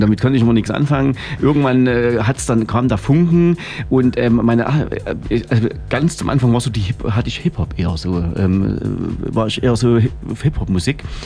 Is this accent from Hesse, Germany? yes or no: no; Freiberg, Saxony, Germany; in Freiberg, äh, dort wo ich herkomme